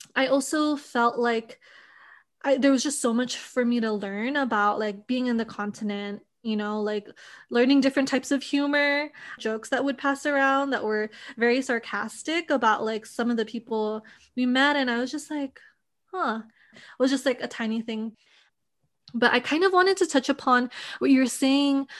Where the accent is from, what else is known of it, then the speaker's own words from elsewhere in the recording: Hawaii, United States; I grew up in a small community in Hawaii